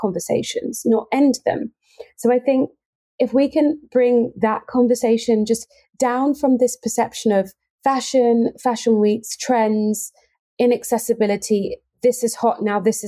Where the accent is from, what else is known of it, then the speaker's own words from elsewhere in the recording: Cambridge, East of England, United Kingdom; born and raised in Cambridge